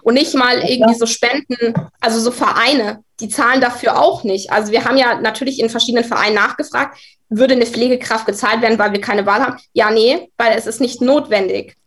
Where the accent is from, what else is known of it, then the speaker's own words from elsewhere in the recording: Munich, Bavaria, Germany; bei uns in München